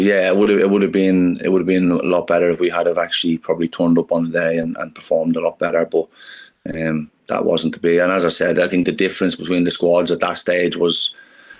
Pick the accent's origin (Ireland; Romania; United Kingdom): Ireland; Dublin, Leinster; moved away; I'm from Dublin